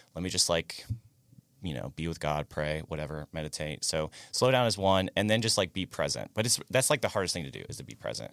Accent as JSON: {"language": "English", "area": "near Daytona", "region": "Florida", "country": "United States", "tie": "born or raised there", "said": "I grew up in, like, near Daytona"}